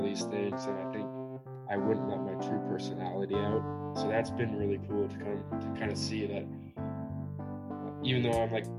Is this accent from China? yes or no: no; Waterloo, Ontario, Canada; moved away as an adult; now in Ohio, United States; I grew up in Waterloo, Ontario. It's about an hour away from Toronto